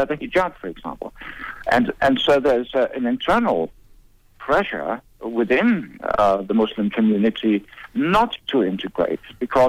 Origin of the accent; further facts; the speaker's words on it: Denmark; I was born in Denmark and she was born in Sweden.